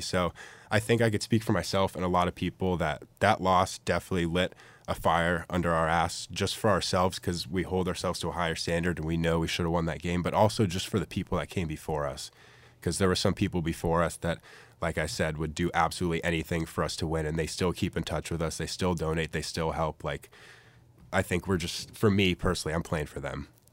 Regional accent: San Francisco area, California, United States; moved away as an adult; now in Eugene, United States; I'm from the San Francisco area, about twenty miles south

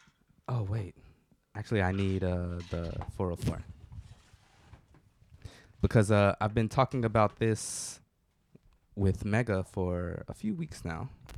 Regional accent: Atlanta, Georgia, United States; you know, I'm from Atlanta.

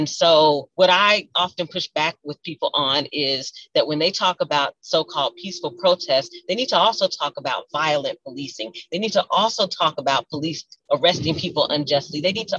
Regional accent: Louisville, Kentucky, United States; And so I am deeply honored and blessed to be someone who was born and raised in Louisville

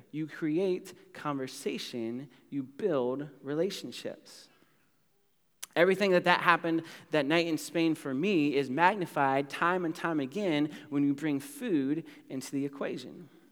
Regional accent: United States; I'm from America

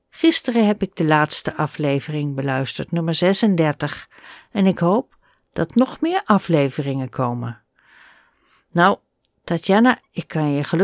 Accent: Germany; Dutch is a second language; now in Netherlands; Als Nederlanders horen dat ik uit Duitsland kom, spreken ze meestal Engels met mij. En mijn Nederlands is nog niet zo goed

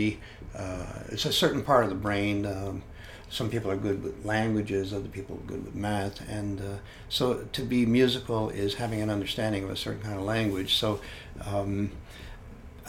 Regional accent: Hamilton, Ontario, Canada; In the town where I grew up in Canada, they were relocating the library, and the library vacated the most beautiful old building in the city of Hamilton.

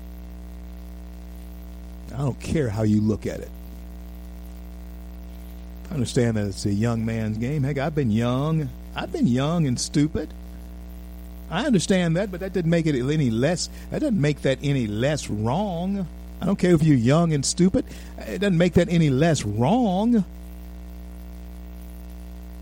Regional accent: United States; I am an American

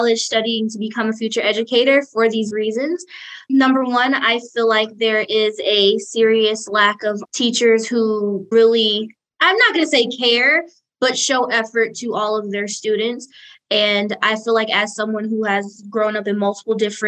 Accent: Detroit, Michigan, United States; moved away as an adult; now in Ypsilanti, United States; I am from Detroit, and I'm here representing PPM Detroit, and I'm currently in Ypsilanti studying at Eastern Michigan University

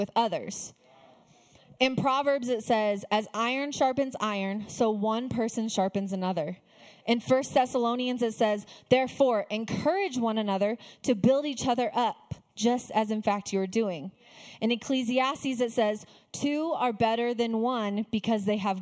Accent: Arizona, United States; also born or lived in Texas / Flagstaff; I am a desert girl through and through. I was born and raised in Arizona, lived in the desert my whole life

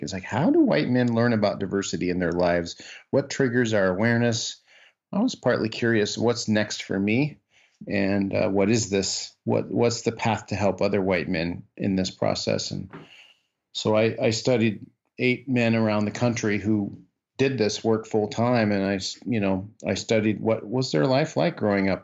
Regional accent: Iowa, United States; moved away as an adult; also born or lived in northern Minnesota / Washington, D.C.; I grew up in the Midwest. I grew up in Iowa

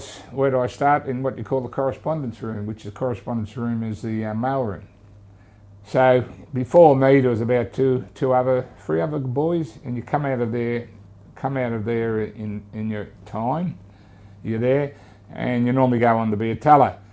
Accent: Sydney, New South Wales, Australia; born or raised there; also born or lived in Auburn, Sydney / Lismore

